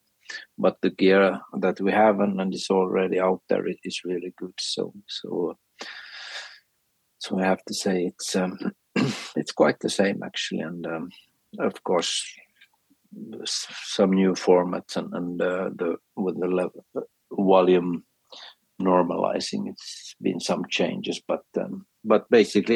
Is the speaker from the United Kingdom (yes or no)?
no; Finland; first language Swedish; English is a second language; also born or lived in Sweden; my mother language is actually Swedish.